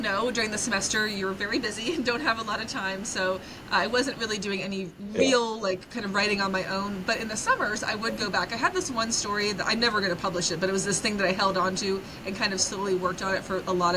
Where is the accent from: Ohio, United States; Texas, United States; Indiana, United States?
Ohio, United States; Coshocton; growing up in Coshocton, which, you know, I love the town, but it was a very small place